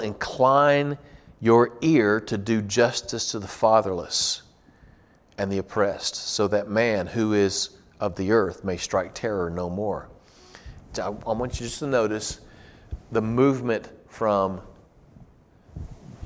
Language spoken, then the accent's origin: English; United States; as American Christians